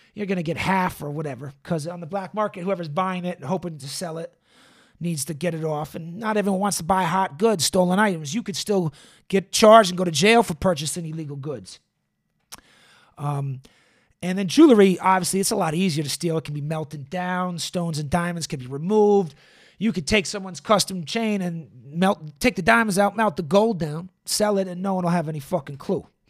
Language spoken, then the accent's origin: English; Boston, Massachusetts, United States; now in Los Angeles, United States; I come from Boston, which everyone says is a very segregated city